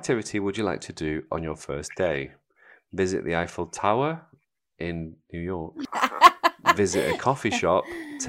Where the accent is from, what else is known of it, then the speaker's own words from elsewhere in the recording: Seville, Andalusia, Spain; moved away; Well, I was born in Sevilla